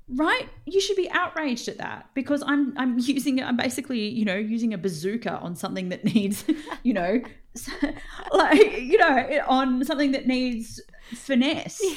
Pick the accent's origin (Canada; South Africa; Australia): Australia; as an Australian